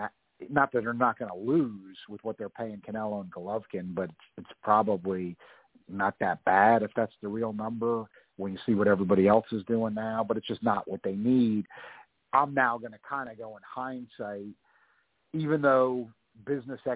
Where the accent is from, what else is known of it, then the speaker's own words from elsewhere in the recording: United States; I'm an American